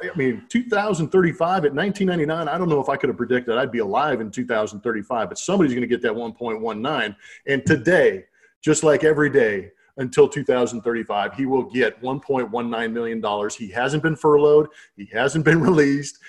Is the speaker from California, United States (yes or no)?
yes; San Diego, California, United States; moved away; the San Diego Padres, which was in my hometown